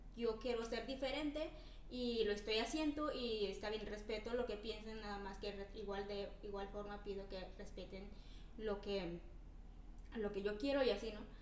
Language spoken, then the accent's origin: Spanish; Oaxaca, Mexico; moved away as an adult; soy de Oaxaca